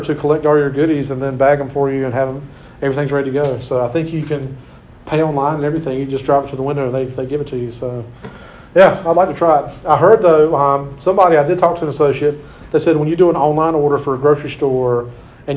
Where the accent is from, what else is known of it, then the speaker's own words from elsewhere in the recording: Clinton, United States; in my hometown of Clinton